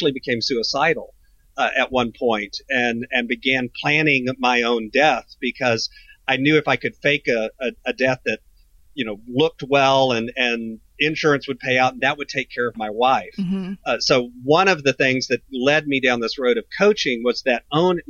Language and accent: English; Texas, United States; I'm a Texas boy, so I'm in deep in the heart of Texas outside of San Antonio, and I grew up in Texas. I've been here my entire life